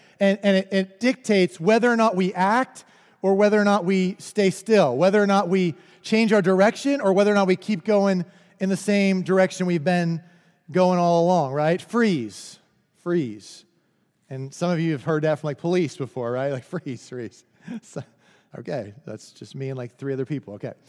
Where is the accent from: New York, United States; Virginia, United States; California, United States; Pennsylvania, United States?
Pennsylvania, United States; I said, we live in McCreary County, but I'm originally from Central Pennsylvania.